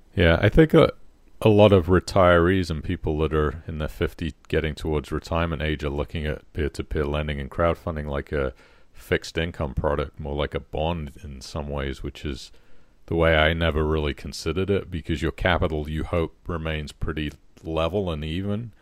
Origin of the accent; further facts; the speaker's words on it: Poole, South West England, United Kingdom; my hometown of Poole